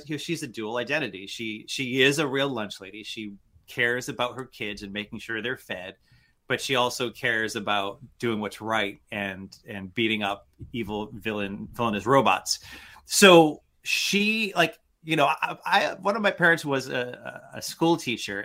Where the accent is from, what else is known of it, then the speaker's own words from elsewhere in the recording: Worcester, Massachusetts, United States; I grew up in Worcester, Massachusetts, which is Eastern Mass, which means we don't say a-ahs.